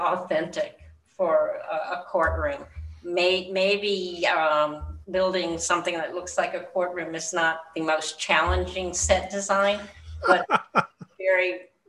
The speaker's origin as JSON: {"language": "English", "town": "Murray", "region": "Kentucky", "country": "United States", "tie": "born or raised there", "said": "I grew up in Murray, Kentucky."}